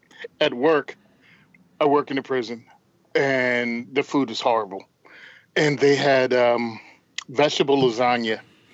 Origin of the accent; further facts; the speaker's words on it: the South, United States; moved away as an adult; also born or lived in Japan; I'm from the South.